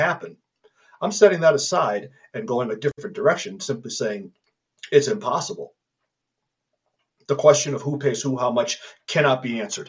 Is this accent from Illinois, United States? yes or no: yes; Illinois, United States; also born or lived in California; now in Colorado, United States; I was born in Illinois, educated in California, and now live a wonderful life with a beautiful family in Colorado